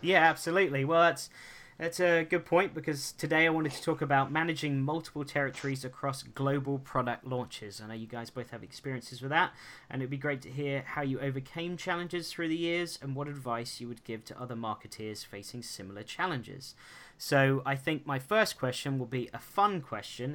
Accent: United States; moved away; I grew up in America. I lived there for 17 years

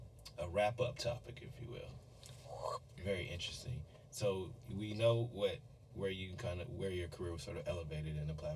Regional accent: Evansville, Indiana, United States; There was actually a branch in Evansville, Indiana, where I'm from.

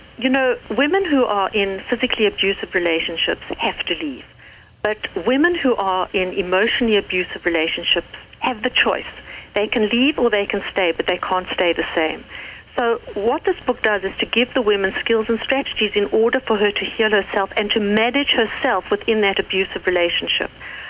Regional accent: United States; accent: South African; I'm actually American. I know I sound South African, but I'm American.

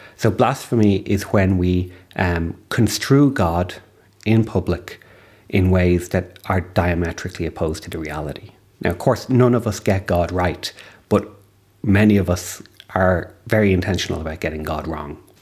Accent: Ireland; as an Irish citizen

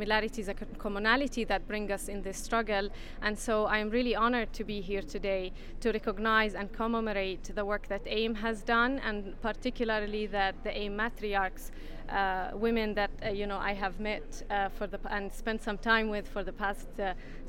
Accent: Hebron, West Bank, Palestine; moved away as an adult; also born or lived in Italy / New York; I was born and raised in the south of Palestine, in Hebron, in the West Bank

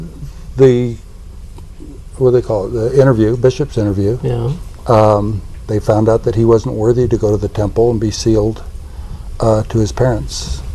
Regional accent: Salt Lake City, Utah, United States; Well, I was born here in Salt Lake.

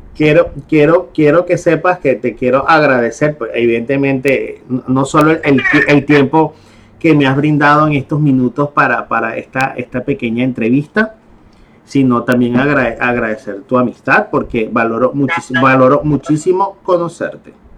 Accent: Venezuela; now in Panama; yo soy venezolano, yo soy venezolano y yo soy extranjero y yo llego a Panamá

